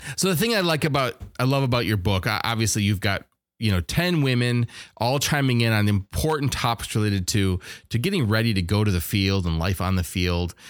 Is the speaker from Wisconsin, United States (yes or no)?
yes; Wisconsin, United States; I'm from Wisconsin